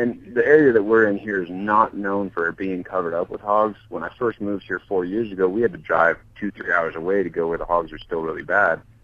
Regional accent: Montana, United States; I grew up cattle ranching in Montana

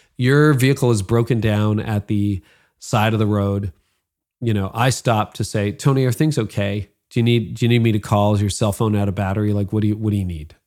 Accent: Midland, Ontario, Canada; my hometown of Midland.

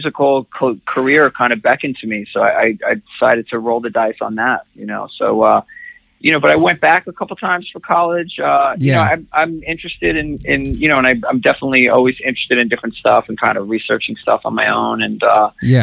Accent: New York City, New York, United States; I was born in Queens in Rockaway Beach

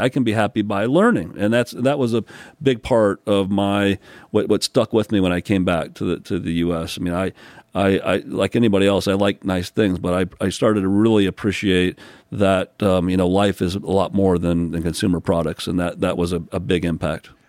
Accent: South Bend, Indiana, United States; also born or lived in Newport News, Virginia / upstate New York / Bloomington, Indiana; South Bend, Indiana, which is where I spent most of my growing up years, Mishawaka, South Bend

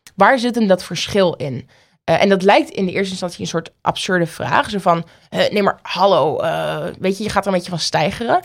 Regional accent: Oldenzaal, Overijssel, Netherlands; moved away; also born or lived in Paris, France; Oldenzaal, waar ik geboren ben

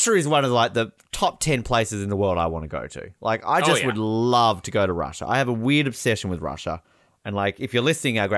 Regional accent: Australia; as an Australian

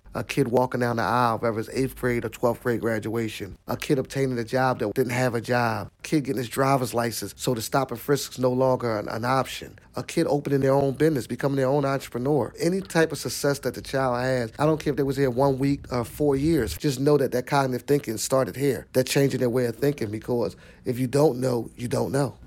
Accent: Philadelphia, Pennsylvania, United States; I'm from Seventh Street, Seventh Snyder area

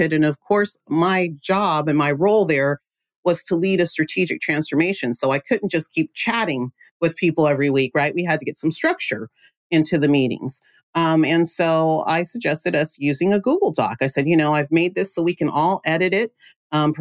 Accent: Central Valley, California, United States; I'm from the Central Valley, California, small town called Loury

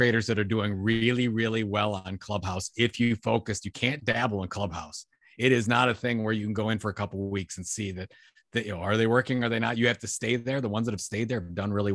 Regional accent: Sandusky, Ohio, United States; It's from my hometown, Sandusky. Went to my high school

